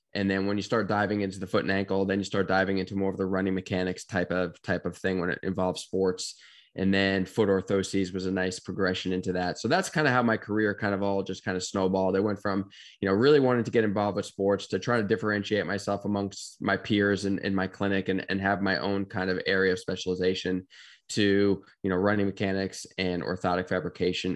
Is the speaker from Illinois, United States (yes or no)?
no; Bethpage, New York, United States; now in Gainesville, United States; grew up in New York, uh, Long Island, New York specifically